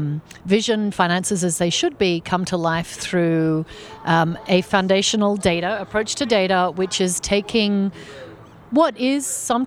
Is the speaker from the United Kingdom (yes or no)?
no; Australia; moved away as an adult; now in United States; I am originally Australian, but have been in the U.S. 15 years. So I'm American now.